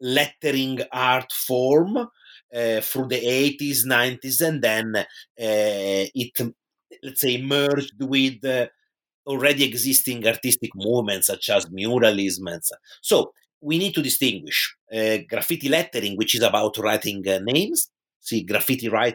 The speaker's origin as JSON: {"language": "English", "town": "Pisa", "region": "Tuscany", "country": "Italy", "tie": "born or raised there", "said": "in my hometown in Tuscany, which is Pisa in Italy"}